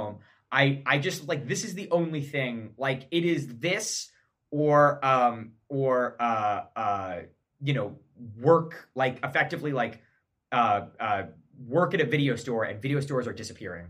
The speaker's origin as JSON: {"language": "English", "region": "some small town in New York", "country": "United States", "tie": "born or raised there", "said": "grow up in some small town in New York"}